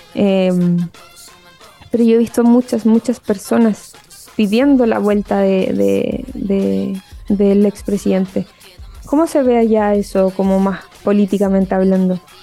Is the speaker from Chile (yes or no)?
yes; Chile; nosotros como eh, chilenos